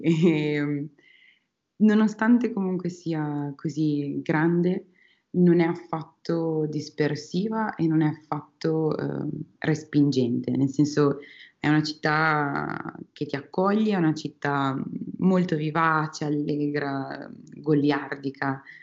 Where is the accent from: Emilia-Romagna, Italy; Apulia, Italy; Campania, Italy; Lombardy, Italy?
Emilia-Romagna, Italy; Piacenza; moved away as an adult; also born or lived in Australia; now in Spain; Sono originaria di Piacenza, eh, una città dell'Emilia Romagna